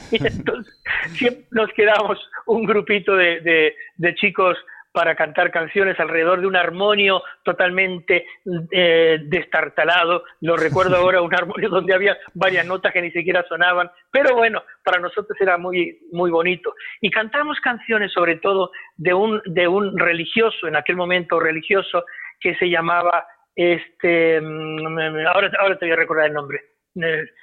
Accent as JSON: {"language": "Spanish", "country": "Uruguay", "tie": "born there", "said": "yo nací en Uruguay."}